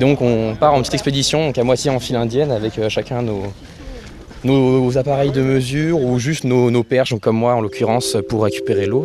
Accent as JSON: {"language": "French", "town": "Orléans", "region": "Centre-Val de Loire", "country": "France", "tie": "born or raised there", "said": "je viens du coup d'Orléans. J'habite juste à côté de la Loire. J'ai vécu là-bas toute ma vie"}